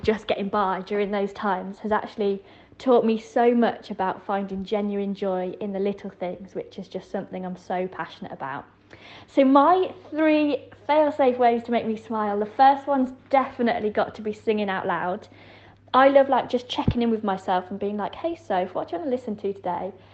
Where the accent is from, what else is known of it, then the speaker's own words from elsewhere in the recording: Yorkshire and the Humber, United Kingdom; I grew up in West Yorkshire